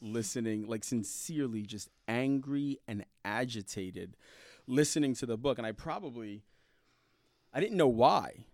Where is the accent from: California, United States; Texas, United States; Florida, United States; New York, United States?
New York, United States; New York City; also born or lived in Indianapolis, Indiana; now in Fishers, United States; I grew up in Brooklyn, New York, Um, and I grew up in the Red Hook section of Brooklyn